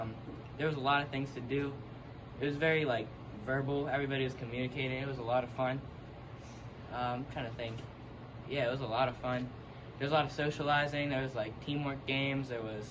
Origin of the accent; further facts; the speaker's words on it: McKeesport, Pennsylvania, United States; I play football, baseball, basketball, and I'm from McKeesport.